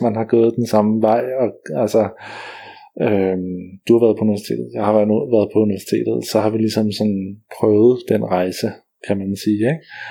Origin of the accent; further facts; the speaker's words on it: Roskilde, Zealand, Denmark; Roskilde, der hvor jeg kommer fra